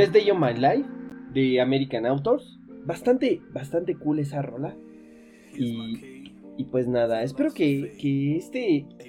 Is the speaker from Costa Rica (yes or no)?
no; Mexico; en México